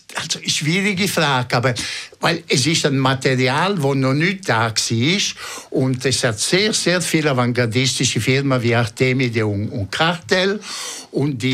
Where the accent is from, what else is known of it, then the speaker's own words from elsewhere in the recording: Ticino, Switzerland; German is a second language; moved away as an adult; now in Zurich, Switzerland; als richtige Tessiner